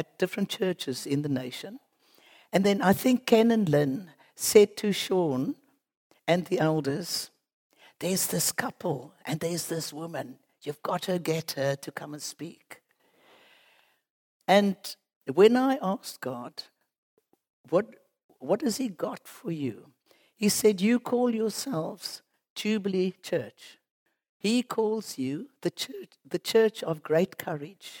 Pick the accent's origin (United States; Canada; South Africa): South Africa; Cape Town, Western Cape; moved away as an adult; by the accent, you know, we come from Cape Town